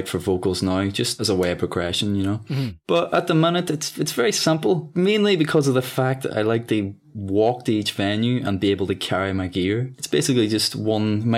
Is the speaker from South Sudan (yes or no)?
no; Ireland; accent: Irish